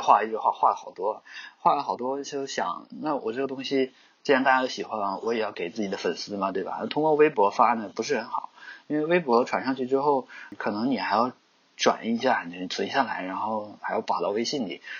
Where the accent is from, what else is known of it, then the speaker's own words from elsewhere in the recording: China; 刚好我是中国人呢，所以我在做这方面的东西呢，就会很考虑本土化